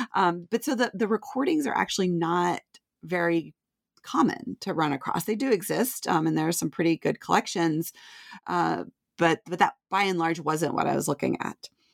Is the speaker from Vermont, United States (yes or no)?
yes; Vermont, United States; moved away as an adult; also born or lived in Nashville, Tennessee; I grew up in Vermont